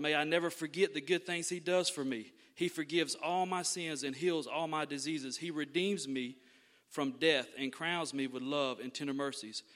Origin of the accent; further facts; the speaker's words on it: Thomasville, Georgia, United States; I was born and raised right here in Thomasville, Georgia